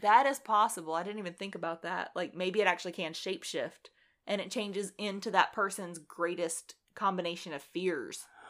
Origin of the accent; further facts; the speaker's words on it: United States; we're American